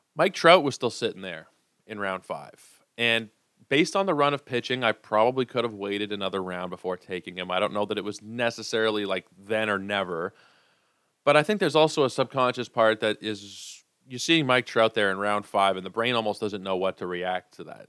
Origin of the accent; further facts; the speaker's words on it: Canada; being a Canadian guy.